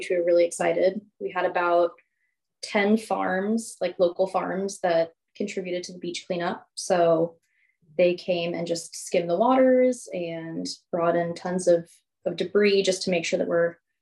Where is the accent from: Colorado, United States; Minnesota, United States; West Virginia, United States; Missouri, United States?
Missouri, United States; St. Louis; moved away as an adult; now in Olympia, United States; I'm actually from St. Louis